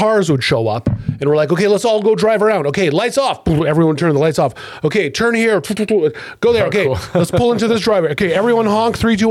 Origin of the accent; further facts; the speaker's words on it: Ottawa, Ontario, Canada; when I was a kid, when I grew up like on Eastvale by Grafton with Tom at Colonel